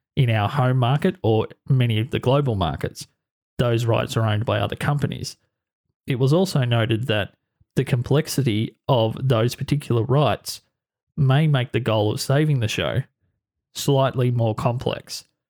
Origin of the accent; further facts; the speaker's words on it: Australia; my home country of Australia